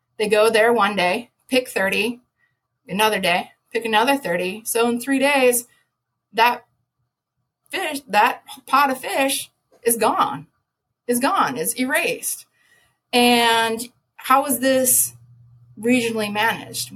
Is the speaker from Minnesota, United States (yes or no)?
yes; Minnesota, United States; moved away as an adult; also born or lived in Colorado / Utah / Orlando, Florida / Georgia; I'm from Minnesota, you know, Colorado, I lived out Utah